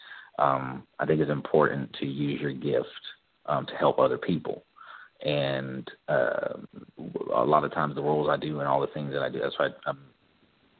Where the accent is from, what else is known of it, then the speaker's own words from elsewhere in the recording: the South, United States; I'm from the South